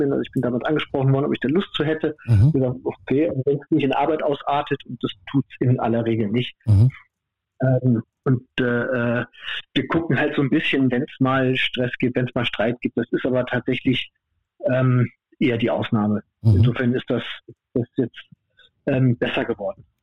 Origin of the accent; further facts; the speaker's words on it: Cologne, North Rhine-Westphalia, Germany; ich komme aus Köln, das ist ja, ne? es gibt ja linksrheinisch, rechtsrheinisch.